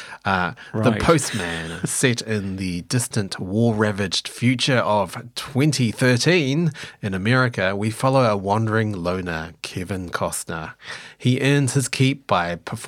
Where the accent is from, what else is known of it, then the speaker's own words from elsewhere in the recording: New Zealand; now in Australia; I am not actually Australian by nationality. I'm a New Zealander. I just have lived in Australia for a long time now